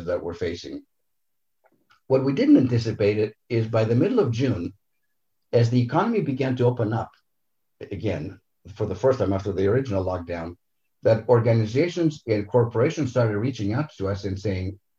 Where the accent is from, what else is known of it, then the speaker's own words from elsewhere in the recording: Greece; moved away; also born or lived in Santa Monica, California, United States; I'm Greek 100%, so born and raised in Greece. Moved to Southern California to a very beautiful coastal little community called Santa Monica. So that's where I grew up.